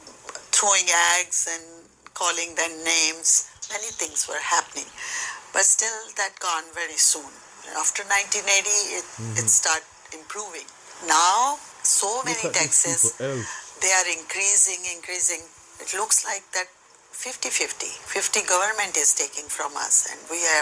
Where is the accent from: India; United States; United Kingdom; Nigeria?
India; moved away as an adult; now in Canada; I'm Indian. I came from India after marriage.